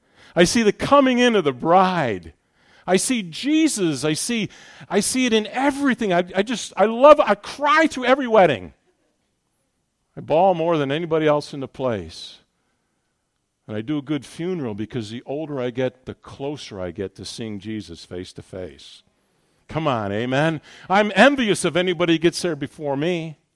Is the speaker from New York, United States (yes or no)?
yes; New York, United States; This is Ohio. You're all conservative here. I come from New York.